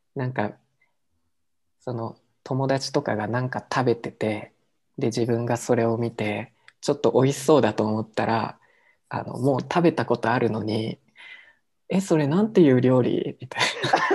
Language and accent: Japanese; Japan; now in Mexico; 日本って言ったらさ